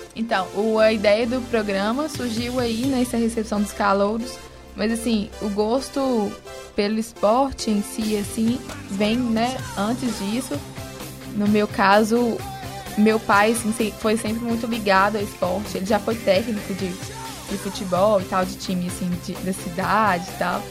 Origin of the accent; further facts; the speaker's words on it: Sete Lagoas, Minas Gerais, Brazil; eu sou de Sete Lagoas